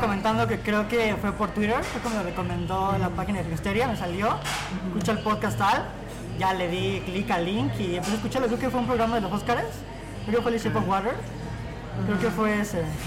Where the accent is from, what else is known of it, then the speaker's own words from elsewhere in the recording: Cuernavaca, Morelos, Mexico; moved away as an adult; now in Mexico City, Mexico; Ya hace ah. un año apenas, soy de Cuernavaca.